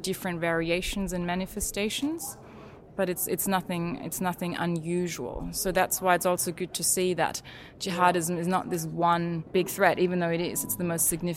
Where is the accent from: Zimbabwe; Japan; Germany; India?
Germany; now in Australia; I grew up in Germany